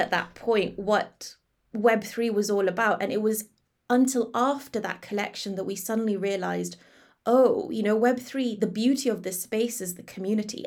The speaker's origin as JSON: {"language": "English", "country": "Malaysia", "moved": "yes", "said": "back in my home country in Malaysia"}